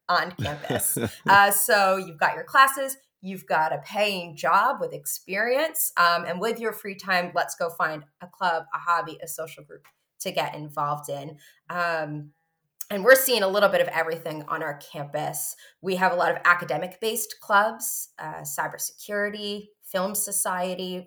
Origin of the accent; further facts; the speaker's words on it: New Jersey, United States; now in Burlington, United States; I moved up this way from New Jersey, where I was born and raised.